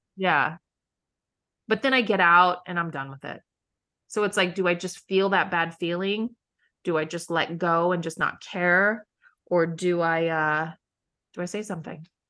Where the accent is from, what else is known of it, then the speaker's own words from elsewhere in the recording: Midwest, United States; now in New York City, United States; I grew up in the Midwest